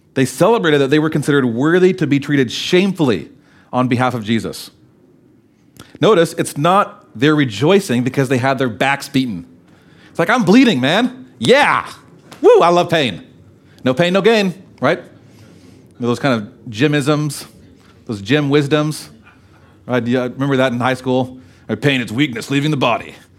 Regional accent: United States; as American Christians

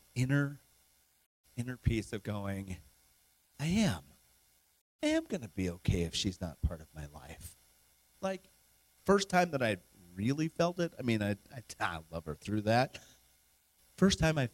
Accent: Wyoming, United States; I'm from Wyoming

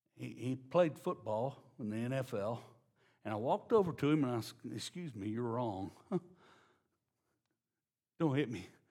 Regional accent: Louisiana, United States; I'm from Louisiana

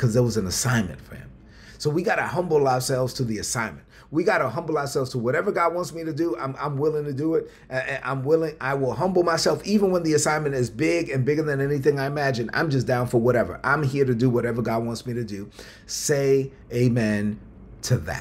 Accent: New York City, New York, United States; growing up in Brooklyn on welfare, on food stamps

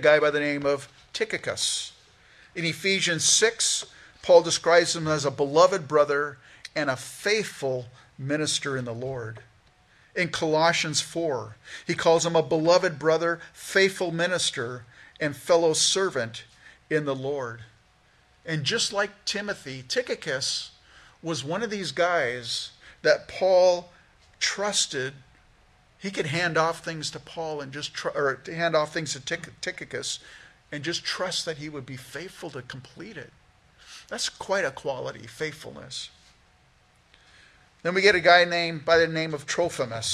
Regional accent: California, United States; moved away as an adult; also born or lived in Canada; now in Minnesota, United States; I grew up in California

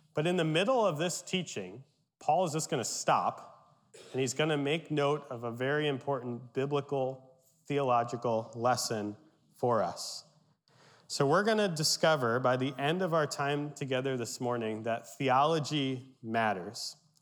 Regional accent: Berks County, Pennsylvania, United States; My Pennsylvania Dutch heritage, I grew up in Berks County

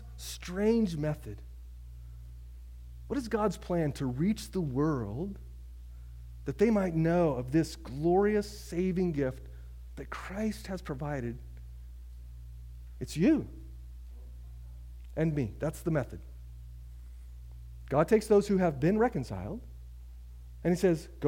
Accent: Oklahoma, United States; moved away as an adult; now in Boston, United States; I grew up in Oklahoma

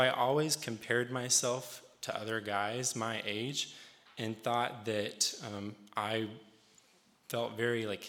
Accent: Rural Retreat, Virginia, United States; now in Harrisonburg, United States; I'm not originally from Harrisonburg. I'm from a small town in Southwest Virginia, right off of Exit 60 on Interstate 81 called Rural Retreat. I grew up in a Pentecostal holiness church

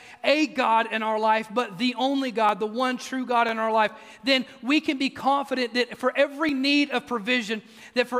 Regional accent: Mississippi, United States; also born or lived in East Tennessee; now in Oak Ridge, United States; I grew up in Mississippi, and while we do occasionally have rough weather over here in East Tennessee

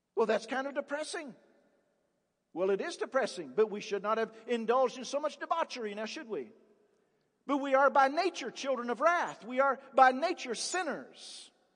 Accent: Appalachia, United States; I grew up in the Appalachian area

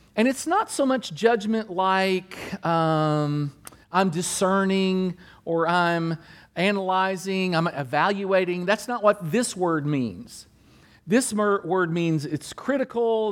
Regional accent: Kentucky, United States; My mom and dad were from Kentucky. I was born in Kentucky

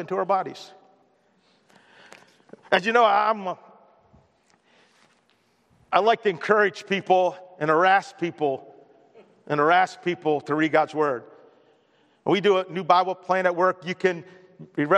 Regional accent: Baltimore, Maryland, United States; moved away as an adult; I grew up in Baltimore

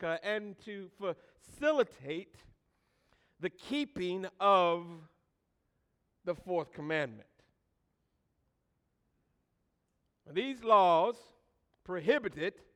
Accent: Michigan, United States; growing up in Michigan

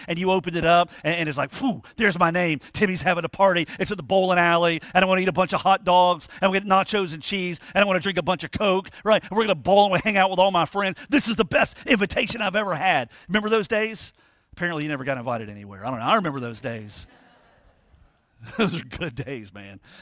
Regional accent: United States; we're American

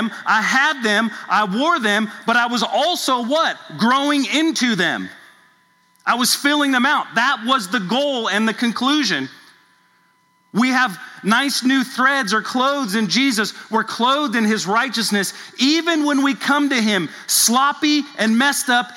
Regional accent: Southern California, United States; now in Louisville, United States; I grew up in Southern California

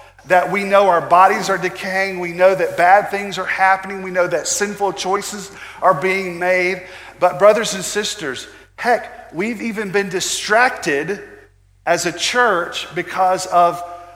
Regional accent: United States; American Christians

